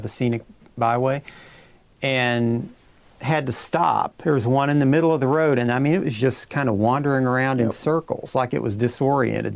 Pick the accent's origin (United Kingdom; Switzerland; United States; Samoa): United States; Pike County, Kentucky; I'm from Pike County